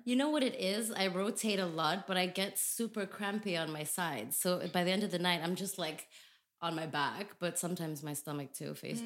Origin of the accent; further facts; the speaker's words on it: Tanzania; first language English; moved away as an adult; now in Netherlands; it's where I grew up. I was born there and it's a place I call home